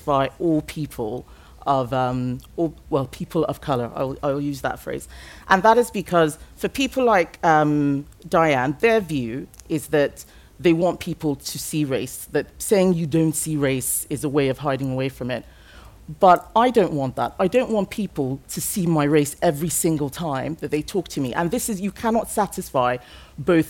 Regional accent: Lagos, Nigeria; English is a second language; now in United Kingdom; I grew up in Nigeria. My ethnic group is Yoruba. I speak English as a second language. And my ethnic group for where I lived, which was Lagos

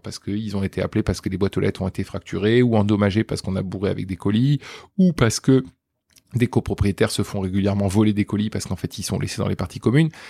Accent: Toulouse, Occitania, France; now in Paris, France; je viens de Toulouse

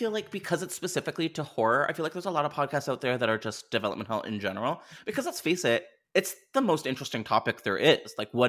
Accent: Canada; I mean, I am Canadian, where... so yes.

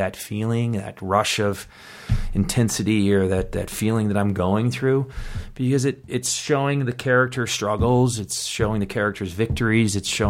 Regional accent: East Coast, United States; You know, like growing up in the East Coast, the winters, how tough it is, carrying your backpack full of books, you know, all boys school.

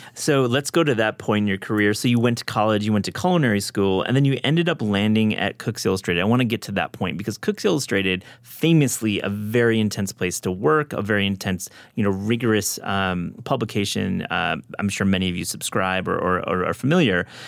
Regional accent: Midwest, United States; I grew up in the Midwest too.

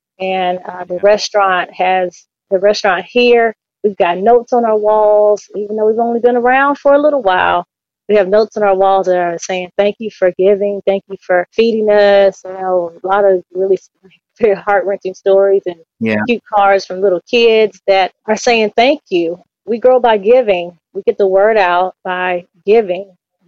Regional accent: Nashville, Tennessee, United States; also born or lived in California; And I was born in California. I was raised in Nashville, Tennessee. We're on the outskirts of Nashville, Tennessee. And then I came back to California.

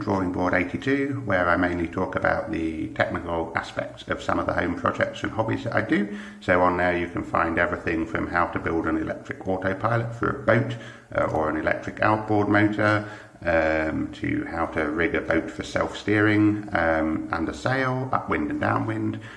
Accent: United Kingdom; accent: British; moved away as an adult; now in Germany; I currently live in Germany, but as you can probably tell from the accent, I'm British

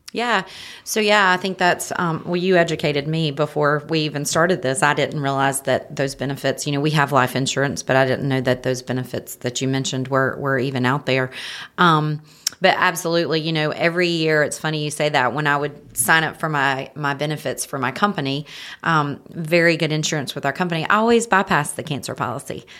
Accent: Marion, North Carolina, United States; now in Hickory, United States; I'm from Marion, North Carolina.

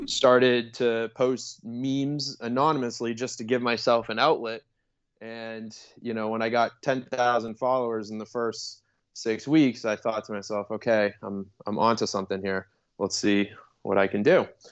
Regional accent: Boston, Massachusetts, United States; moved away as an adult; also born or lived in Chicago / Los Angeles; I'm originally from the Boston area

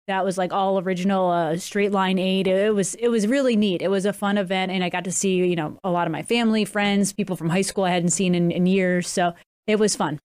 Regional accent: Wilbraham, Massachusetts, United States; moved away; my hometown, Wilbraham, Mass

